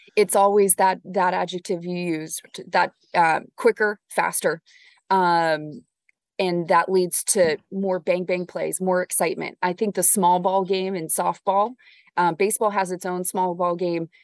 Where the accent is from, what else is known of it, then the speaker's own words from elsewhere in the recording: Orange County, Southern California, United States; moved away; when I was growing up in Southern California, in Orange County